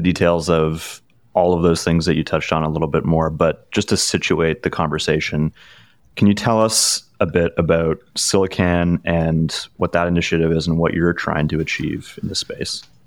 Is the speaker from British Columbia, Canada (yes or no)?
no; Ottawa, Ontario, Canada; moved away; I grew up in Ottawa